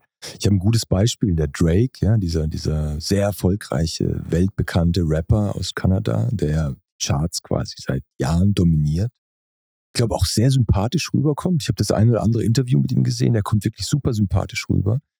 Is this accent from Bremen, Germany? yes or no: no; Pforzheim, Baden-Württemberg, Germany; in dem Ort, wo ich groß geworden bin. Also ich komme aus Pforzheim, das ist ein Ort zwischen Stuttgart und Karlsruhe.